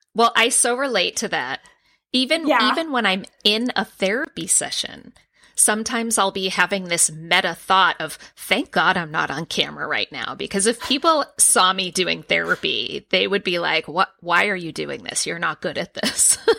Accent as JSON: {"language": "English", "town": "Boston", "region": "Massachusetts", "country": "United States", "also_born_or_lived": "San Diego", "moved": "as an adult", "said": "I applied to Boston University for my PhD program, and I'm from Boston. I was living in San Diego at the time."}